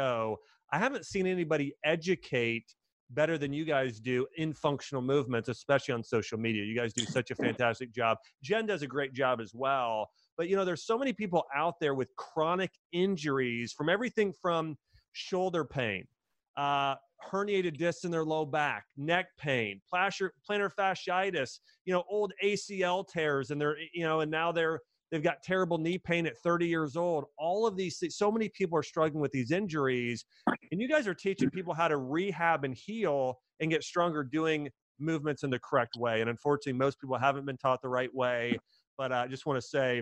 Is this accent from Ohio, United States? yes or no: yes; Dayton, Ohio, United States; I'm from Dayton, Ohio.